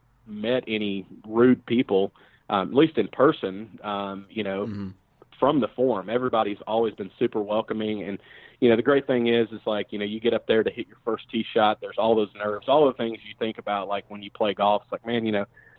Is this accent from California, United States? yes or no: no; Nashville, Tennessee, United States; moved away as an adult; now in Charlotte, United States; I'm originally from Nashville